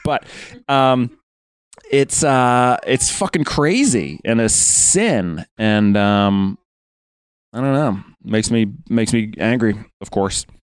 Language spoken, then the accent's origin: English; United States; moved away as an adult; now in United Kingdom; I'm American